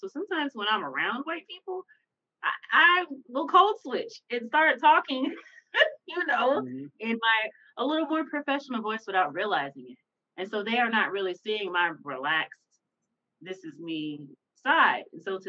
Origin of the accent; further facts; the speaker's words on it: Memphis, Tennessee, United States; Because I grew up in Memphis, and Memphis is the checking capital for everybody who knows that. And that's a rough ass place to grow up in and not have a typical Memphis accent.